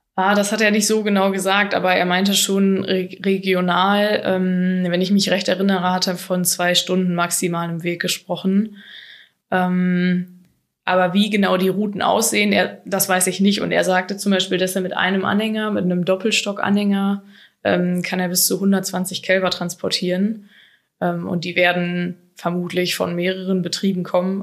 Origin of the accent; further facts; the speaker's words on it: Germany; bei uns in Deutschland